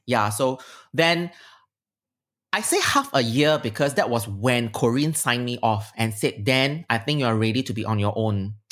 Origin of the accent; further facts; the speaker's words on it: Singapore; I'm very Heartlander and I'm very Singaporean